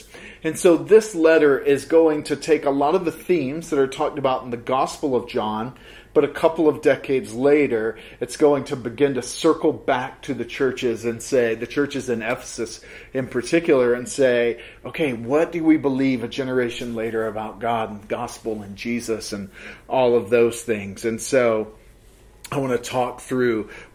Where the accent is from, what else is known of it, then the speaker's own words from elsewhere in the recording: the South, United States; moved away; I grew up in the South and Baptist tradition